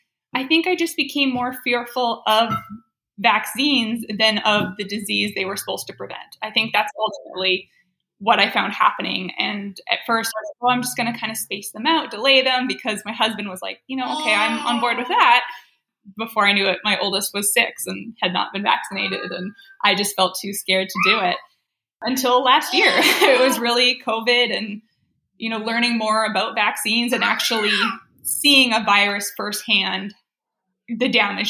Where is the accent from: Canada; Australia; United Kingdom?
Canada; moved away as an adult; now in United States; In Canada, actually. I grew up in Canada.